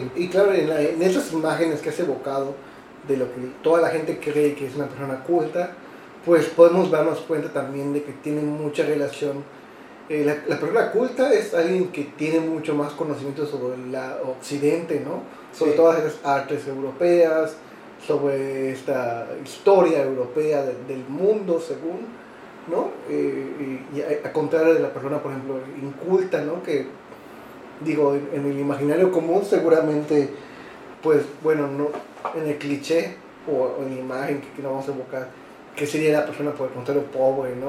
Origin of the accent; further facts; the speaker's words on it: Yucatán, Mexico; yo, como yucateco